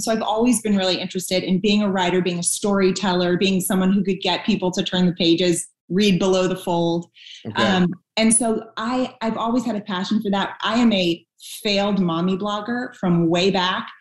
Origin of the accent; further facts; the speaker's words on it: Northeast, United States; I'm from the Northeast, so we do a lot of self-deprecating humor up there